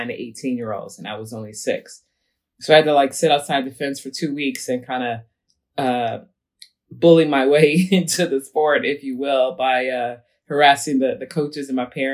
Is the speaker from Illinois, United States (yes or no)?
yes; Chicago, Illinois, United States; I grew up on the west side of Chicago, in the hood